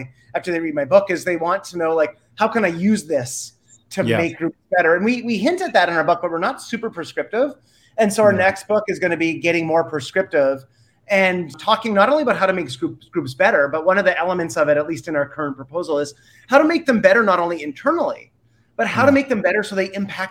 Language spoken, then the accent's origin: English; Canada; I'm Canadian, so I'm not even American